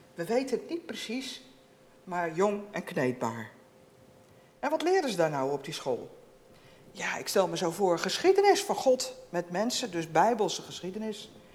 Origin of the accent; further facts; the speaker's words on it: Netherlands; we als Nederlanders